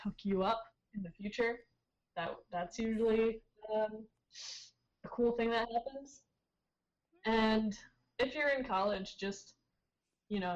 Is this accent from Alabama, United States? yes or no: no; Connecticut, United States; moved away; I'm from Connecticut, and I'm used to like that East Coast sarcasm